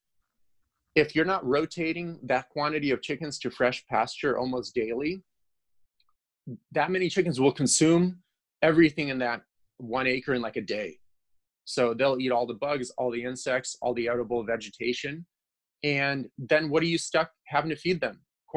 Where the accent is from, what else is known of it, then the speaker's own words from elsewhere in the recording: Ukraine; moved away; I'm from Ukraine